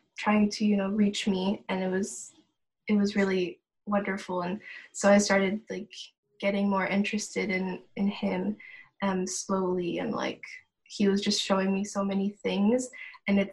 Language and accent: English; Ohio, United States; moved away as an adult; now in Germany; I'm born and raised in Ohio in America